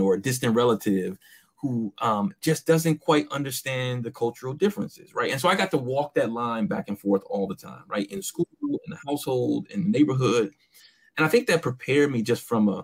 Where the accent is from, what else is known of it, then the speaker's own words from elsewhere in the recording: Inkster, Michigan, United States; also born or lived in Taylor, Michigan; growing up in Inkster, primarily African-American community with a white mother